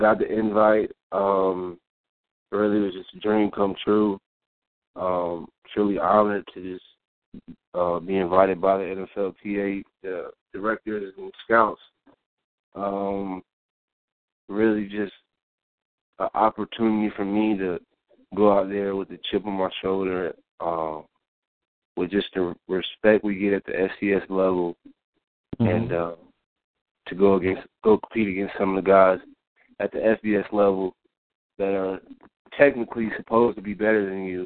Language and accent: English; Raleigh, North Carolina, United States; I'm from Raleigh, so I'm used to being in the city